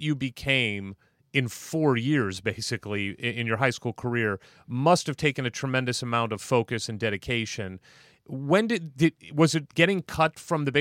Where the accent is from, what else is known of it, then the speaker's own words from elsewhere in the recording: St. Louis, Missouri, United States; I grew up in St. Louis, Missouri, which is a baseball town